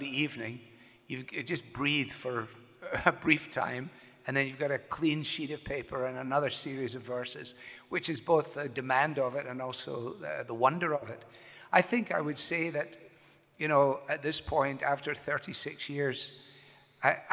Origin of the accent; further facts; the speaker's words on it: Glasgow, Scotland, United Kingdom; moved away as an adult; now in Cleveland, United States; I was born in Glasgow, Scotland, and lived there for the greater part of my life until I came to America